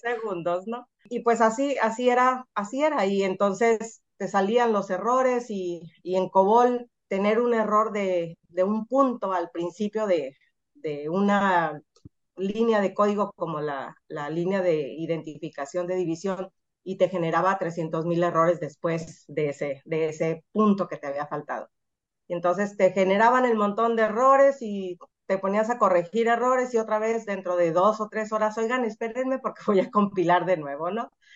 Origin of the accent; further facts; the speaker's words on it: Mazatlán, Sinaloa, Mexico; moved away as an adult; also born or lived in Hermosillo; now in Culiacán, Mexico; soy de Mazatlán